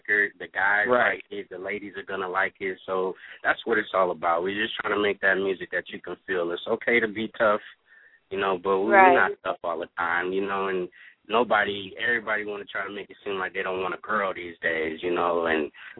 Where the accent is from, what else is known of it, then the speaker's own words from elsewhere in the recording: Oakland, California, United States; moved away; also born or lived in Orlando, Florida; I'm from Oakland, California, the Bay Area. But I also raised in Orlando, Florida, too